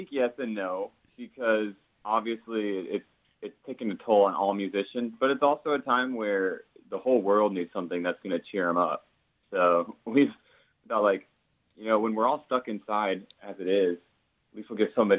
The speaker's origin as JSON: {"language": "English", "region": "Iowa", "country": "United States", "tie": "born or raised there", "moved": "yes", "lives_now": "South Florida, United States", "said": "growing up in Iowa, you hear a lot of Welsh, Celtic influence in the music"}